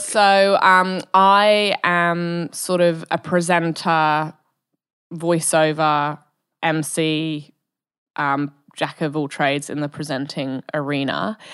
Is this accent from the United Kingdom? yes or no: yes; Bristol, South West England, United Kingdom; also born or lived in Wales / Germany; now in Perth, Australia; from the U K, from Bristol, um, which is like, I sort of grew up in the countryside